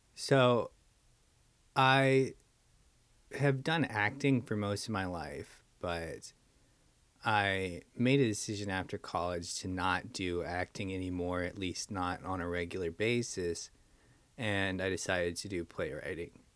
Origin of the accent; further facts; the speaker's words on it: United States; being American